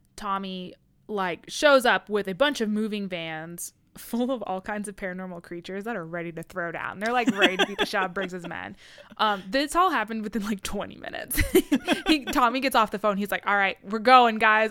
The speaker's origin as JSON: {"language": "English", "region": "Midwest", "country": "United States", "said": "I'm from the Midwest"}